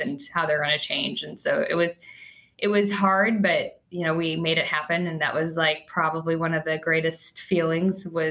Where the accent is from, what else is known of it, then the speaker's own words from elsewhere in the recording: Chicago, Illinois, United States; I'm a Chicagoan